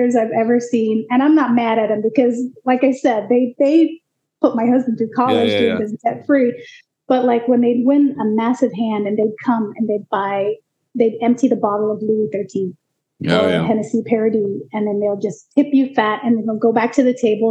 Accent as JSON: {"language": "English", "country": "Fiji", "tie": "born or raised there", "also_born_or_lived": "Seattle", "moved": "yes", "lives_now": "Portland, United States", "said": "I was born and raised in the Fiji Islands"}